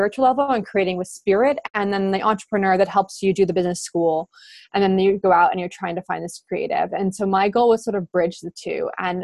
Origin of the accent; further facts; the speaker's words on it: Albuquerque, New Mexico, United States; I grew up in Albuquerque, New Mexico, in the United States